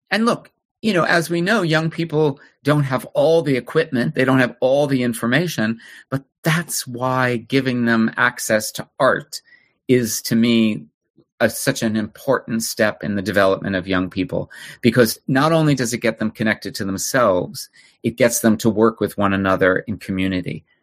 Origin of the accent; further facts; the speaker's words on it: New Jersey, United States; New Jersey, okay. a suburb in New Jersey.